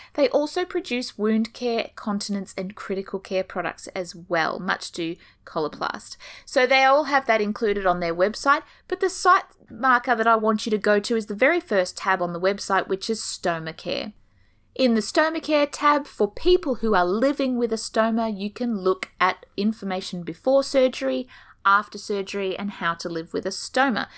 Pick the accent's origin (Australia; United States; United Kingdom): Australia; accent: Australian; as you can tell from my beautiful accent, I'm coming to you from down under